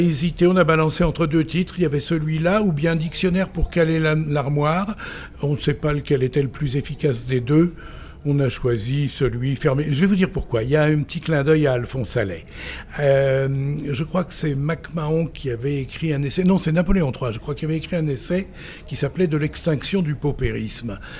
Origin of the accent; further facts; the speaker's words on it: Vézelay, Bourgogne-Franche-Comté, France; also born or lived in Saint-Révérien / Quebec; je suis revenu à Vézelay où j'ai fait 7 euh, ans d'études secondaires, euh, primaires puis secondaires